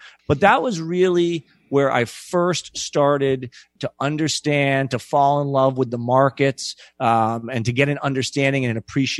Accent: Boston, Massachusetts, United States; I was born and raised in Boston, downtown on Beacon Street in an apartment.

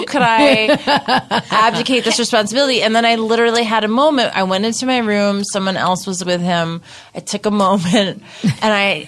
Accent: New York City, New York, United States; I grew up in New York City.

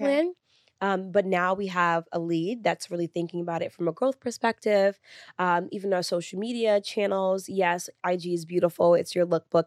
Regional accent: New York City, New York, United States; I'm first generation Sunni Lee's American, born and raised in New York City

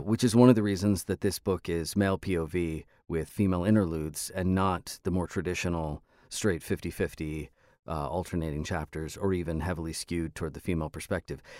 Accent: Los Angeles, California, United States; Los Angeles, which is my hometown

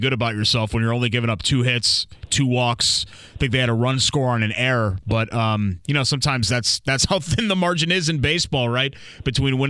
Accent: United States; moved away; I grew up near New York, so we had the Yankees and the Mets

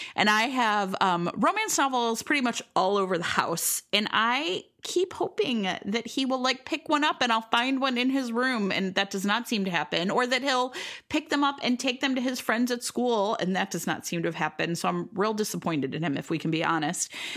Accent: Cleveland, Ohio, United States; now in Chicago, United States; I grew up in Cleveland, Leary, Ohio

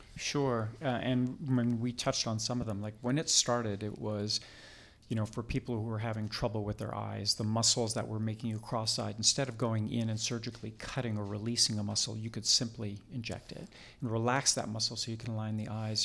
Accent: Canada; moved away as an adult; also born or lived in Toronto, Canada / Vancouver, Canada; now in United States; I am Canadian born. I, I trained in Toronto, medical school in Toronto, and then practiced in Vancouver, British Columbia for twenty years

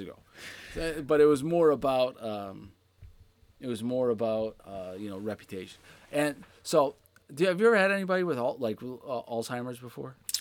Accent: Pittsburgh, Pennsylvania, United States; I grew up in Pittsburgh in the late

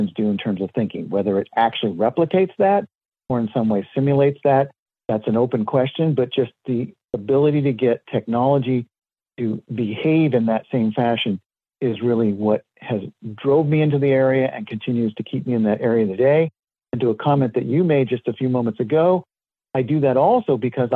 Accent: Southern California, United States; I was born and raised in Southern California, and very lucky in the sense that I lived near Disneyland

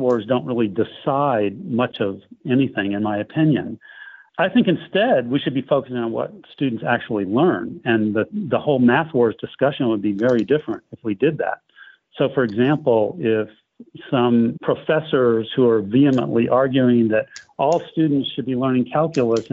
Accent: United States; I'm an American too

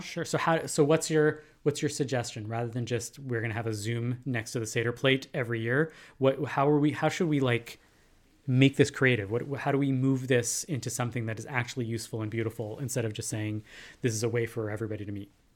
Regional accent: Canada; we as Canadian Jews

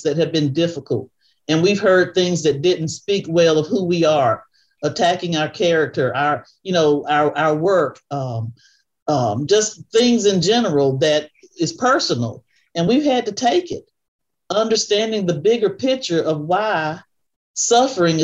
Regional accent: Pacolet, South Carolina, United States; I grew up in a rural town called Pacolet, South Carolina, which is south of Spartanburg

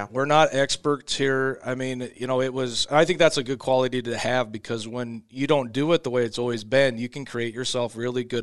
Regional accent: West Coast, United States; I come from the West Coast sometimes.

